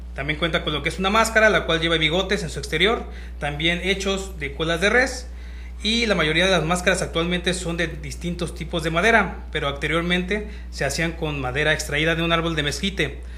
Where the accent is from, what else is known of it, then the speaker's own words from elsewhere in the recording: Michoacán, Mexico; moved away; also born or lived in Zapopan, Jalisco / Tonalá, Jalisco; yo soy de Michoacán y allá también están los viejitos